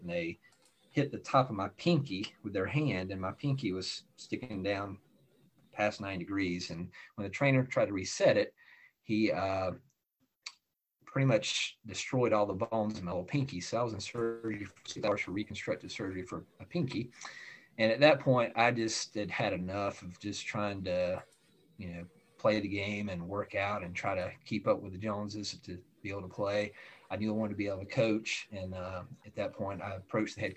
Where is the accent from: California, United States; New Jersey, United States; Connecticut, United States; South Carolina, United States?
South Carolina, United States; Greenville; I grew up in Greenville, South Carolina.